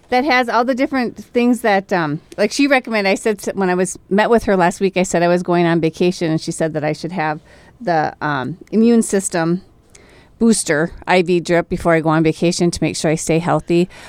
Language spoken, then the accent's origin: English; Minnesota, United States; I am Minnesotan